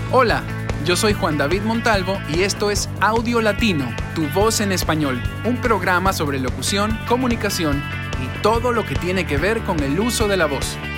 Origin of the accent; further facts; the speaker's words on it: Ecuador; Y yo le dije, no, Ecuador